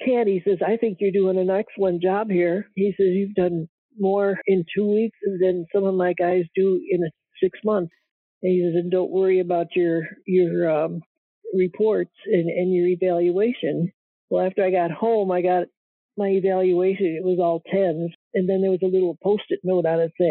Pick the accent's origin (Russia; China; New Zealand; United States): United States; Fifth Army area, Midwest; moved away as an adult; I grew up in the Fifth Army area